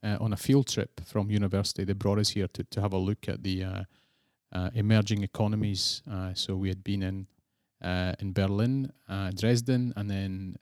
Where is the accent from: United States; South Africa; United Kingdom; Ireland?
United Kingdom; near Glasgow, Scotland; accent: Scottish; moved away as an adult; now in Prague, Czech Republic; I'm Scottish. Yeah, I was born in Scotland. Yeah, close to Glasgow